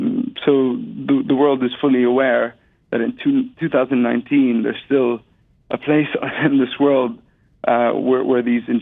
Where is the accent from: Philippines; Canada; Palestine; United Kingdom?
Palestine; Jericho; also born or lived in Jerusalem; I was born in Jerusalem. I grew up between Jericho and Jerusalem. And I was part of the Oslo generation, so the generation of Palestinians that experienced the tail end of the First Intifada and the Second Intifada.